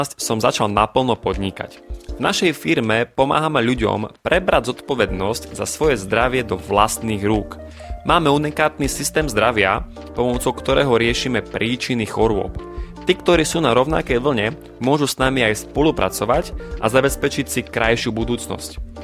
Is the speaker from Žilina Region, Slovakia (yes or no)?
no; Košice, Košice Region, Slovakia; Pochádzam z východného Slovenska z malého mesta menom Košice